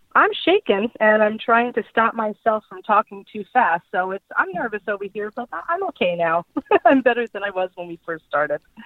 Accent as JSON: {"language": "English", "area": "Long Island", "region": "New York", "country": "United States", "moved": "as an adult", "lives_now": "Fort Myers, United States", "said": "I am originally from Long Island, New York. I moved down to uh, Southwest Florida, specifically Fort Myers, uh, about four years ago"}